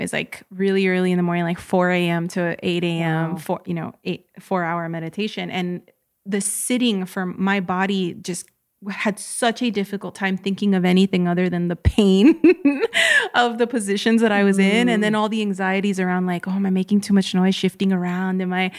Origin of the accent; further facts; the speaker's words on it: United States; But for mainstream society, for us growing up in the United States, there was still this clear division.